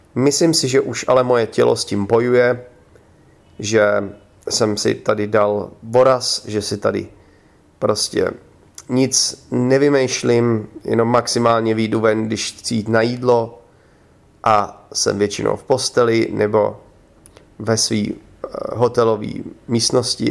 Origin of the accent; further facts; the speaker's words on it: Czechia; moved away; já jsem řekl, že z Česka